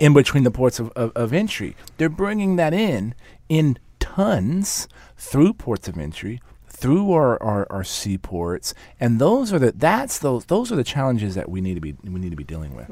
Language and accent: English; San Antonio, Texas, United States; the mayor of my hometown